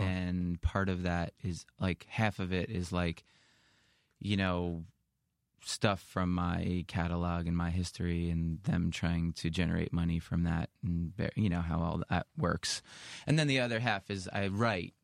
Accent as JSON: {"language": "English", "region": "New York", "country": "United States", "tie": "born or raised there", "said": "growing up in New York"}